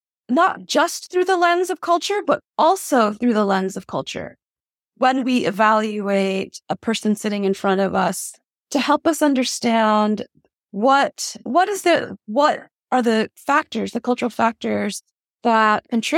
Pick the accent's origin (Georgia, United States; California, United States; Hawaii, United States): Hawaii, United States; Honolulu; I was born and raised in Honolulu, Hawaii. My parents are refugees from Vietnam.